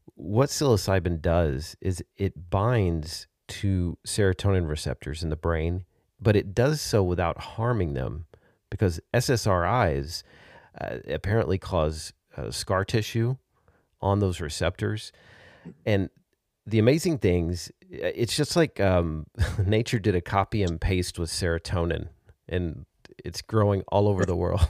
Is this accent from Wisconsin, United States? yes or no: no; Arkansas, United States; now in Texas, United States; my home state of Arkansas